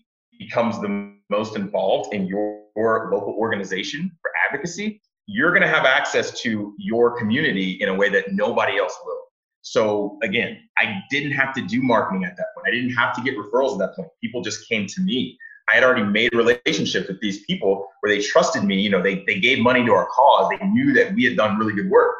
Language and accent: English; Houston, Texas, United States; moved away as an adult; now in Detroit, United States; I'm not from Detroit. I'm from Houston, Texas, and I moved to Detroit about 6 years ago